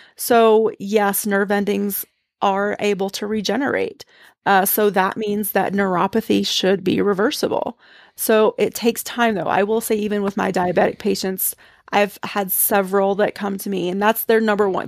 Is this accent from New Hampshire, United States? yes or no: no; East Tennessee, United States; I grew up in the Southern Baptist Church in East Tennessee